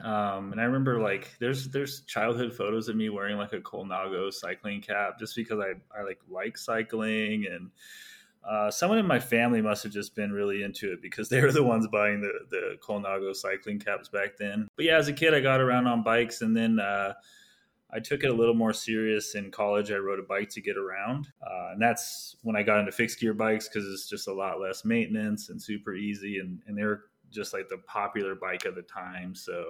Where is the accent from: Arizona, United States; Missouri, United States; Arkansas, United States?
Arizona, United States; Phoenix; I'm from Phoenix, though.